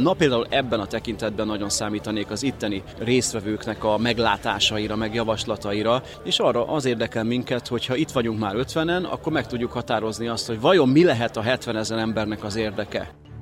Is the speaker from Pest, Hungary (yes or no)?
yes; Érd, Pest, Hungary; itt nőttem föl érden